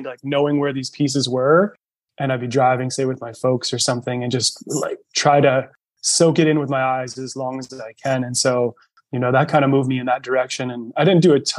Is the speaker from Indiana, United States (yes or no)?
no; northern New Jersey, United States; now in Northern California, United States; I grew up just about 45 minutes outside of New York City, northern New Jersey